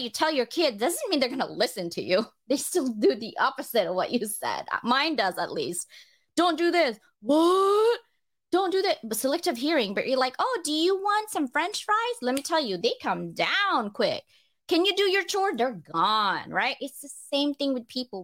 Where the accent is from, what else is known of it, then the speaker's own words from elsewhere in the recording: Philippines; I'm Filipino